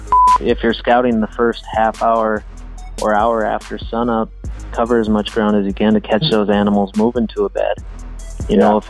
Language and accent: English; North Dakota, United States; I grew up in North Dakota on a farm and ranch up there